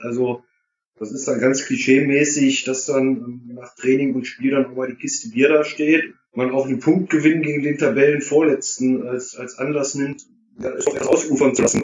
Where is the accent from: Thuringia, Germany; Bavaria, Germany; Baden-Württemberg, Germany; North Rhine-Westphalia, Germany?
Thuringia, Germany; Erfurt; moved away as an adult; now in Duisburg, Germany; komme gebürtig aus Erfurt, wohne seit 15 Jahren in Duisburg